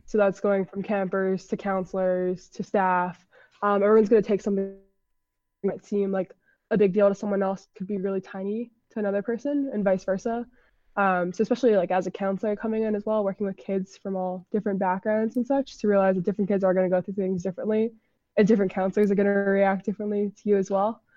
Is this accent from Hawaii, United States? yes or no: yes; Honolulu, Hawaii, United States; moved away as an adult; now in Washington, D.C., United States; I'm originally from Honolulu, Hawaii, but I go to school in Washington, D C at American University